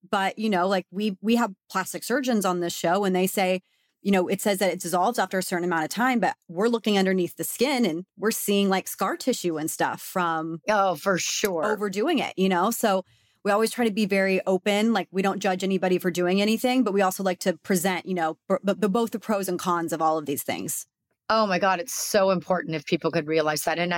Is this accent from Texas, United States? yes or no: yes; Texas, United States; I'm a, I'm a girl from Texas.